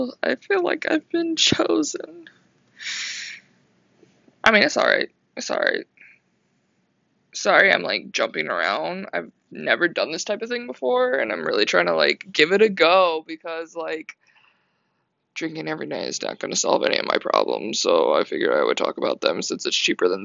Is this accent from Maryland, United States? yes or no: yes; Maryland, United States; moved away as an adult; also born or lived in Myrtle Beach, South Carolina; now in Orlando, United States; I grew up in Maryland. I was born and raised in Maryland